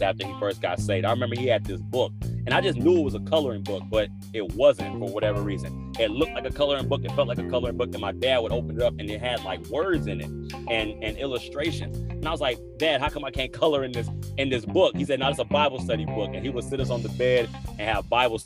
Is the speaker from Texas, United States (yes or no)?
yes; Killeen, Texas, United States; I was born and raised in Killeen, Texas